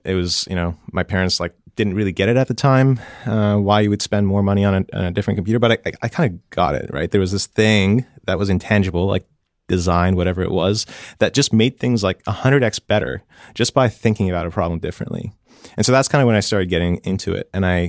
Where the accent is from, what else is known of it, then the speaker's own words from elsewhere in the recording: Tehran, Tehran Province, Iran; born there; It's always a hard question because I don't really know where home is, but I was born in Tehran, Iran in 88.